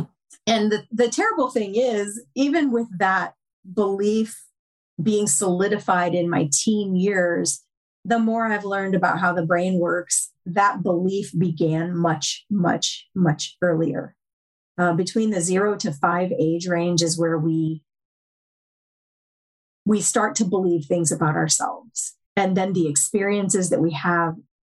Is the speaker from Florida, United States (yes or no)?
no; upstate New York, United States; also born or lived in Tennessee; I grew up, I was born in Tennessee, but I grew up in upstate New York